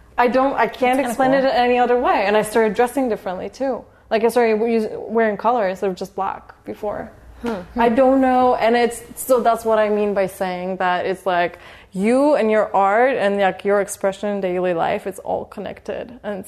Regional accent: Poland; moved away

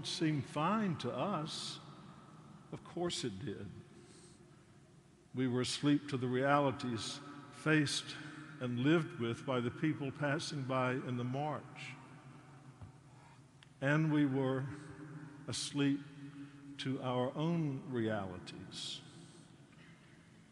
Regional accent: North Carolina, United States; my hometown in North Carolina

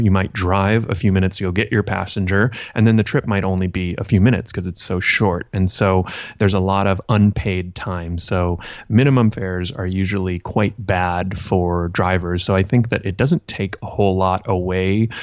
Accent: Santa Monica, California, United States; I grew up in Santa Monica

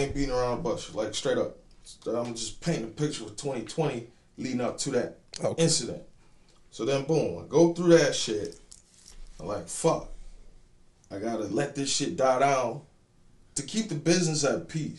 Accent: Memphis, Tennessee, United States; Like, I'm from Memphis to Columbus to Fayetteville.

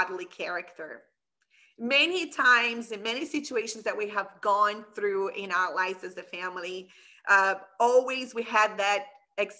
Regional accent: Brazil; also born or lived in Middle East; now in Canada; I'm from Brazil

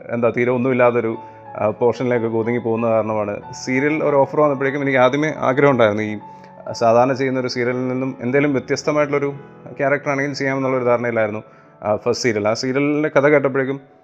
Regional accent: Mundakayam, Kerala, India; also born or lived in Bangalore; ഞാൻ ജനിച്ചതും വളർന്നതൊക്കെ എൻ്റെ എൻ്റെ സ്വന്തം നാടെന്ന് പറയുന്നത് കോട്ടയം ഡിസ്ട്രിക്റ്റിൽ മുണ്ടക്കയം എന്ന് പറഞ്ഞ സ്ഥലമാണ്

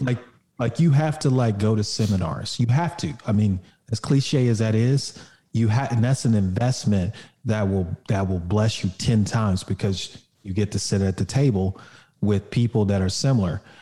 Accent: Oklahoma, United States; I grew up in Oklahoma

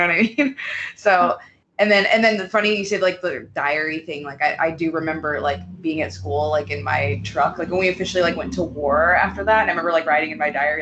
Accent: Washington, United States; I was in the same time zone as you guys, Pacific time zone, because I'm from Washington State. I think I was like 16, so I was like in high school.

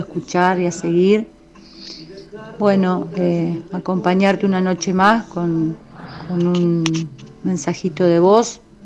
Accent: Concordia, Entre Ríos, Argentina; Soy de Concordia Entre Ríos

